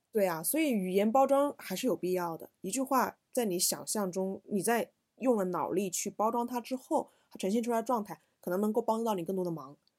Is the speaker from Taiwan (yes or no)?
no; China; 我们中国人